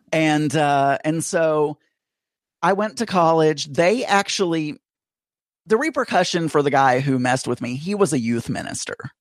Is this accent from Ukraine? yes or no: no; South Arkansas, United States; I grew up in Arkansas and in a very small town, about six thousand people.